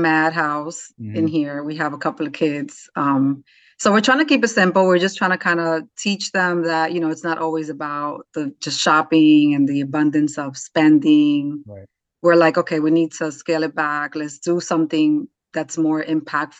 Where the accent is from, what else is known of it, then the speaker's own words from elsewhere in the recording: New York City, New York, United States; now in North Jersey, United States; I'm from the Bronx, New York, raised New York City girl